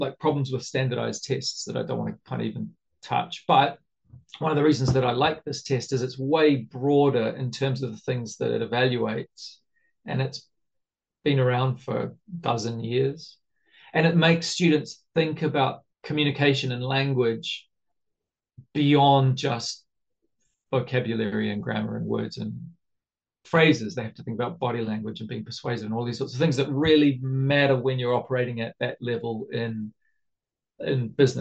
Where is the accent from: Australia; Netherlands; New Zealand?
New Zealand; also born or lived in Japan; now in Brazil; I'm a Kiwi